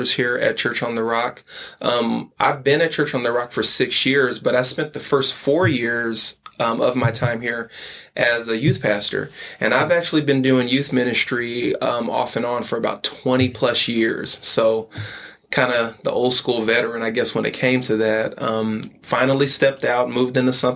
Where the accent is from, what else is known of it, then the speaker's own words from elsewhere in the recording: Los Angeles, California, United States; moved away as an adult; also born or lived in San Bernardino, California; now in Lubbock, United States; I actually grew up in Southern California